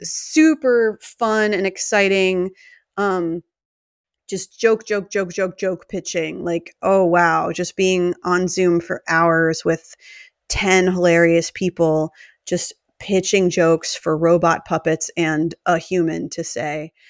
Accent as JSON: {"language": "English", "region": "New Jersey", "country": "United States", "said": "we're both from New Jersey"}